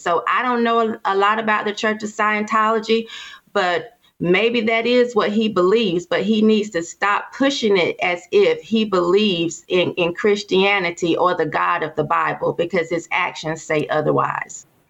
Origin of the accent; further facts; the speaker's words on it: Durham, North Carolina, United States; I'm from Durham and this is Bull City